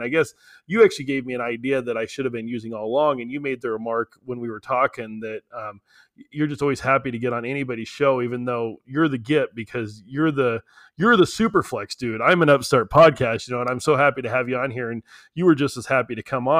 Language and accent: English; New Mexico, United States; I'm in Midland, Texas right now. I'm from New Mexico, but I'm down in Midland.